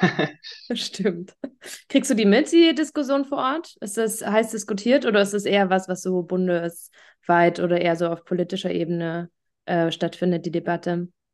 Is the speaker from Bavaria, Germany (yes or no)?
no; Thuringia, Germany; Thüringerin, Wendekind und immer noch Ossi